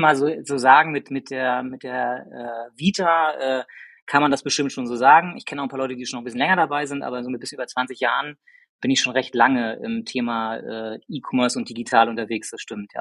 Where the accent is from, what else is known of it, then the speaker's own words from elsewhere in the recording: Rostock, Mecklenburg-Vorpommern, Germany; moved away as an adult; now in Hamburg, Germany; ich komme gebürtig aus Rostock